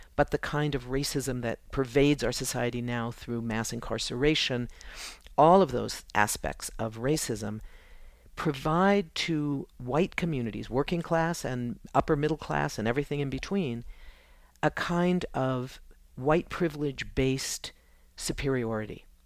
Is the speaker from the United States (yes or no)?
yes; United States; as an American, as a woman